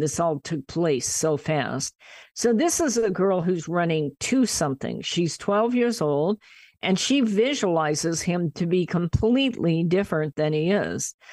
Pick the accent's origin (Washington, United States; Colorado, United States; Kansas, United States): Kansas, United States; moved away as an adult; now in California, United States; I was from Kansas